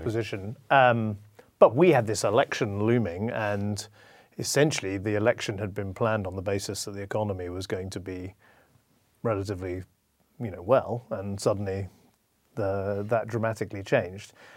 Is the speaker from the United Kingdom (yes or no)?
yes; United Kingdom; I'm, I'm British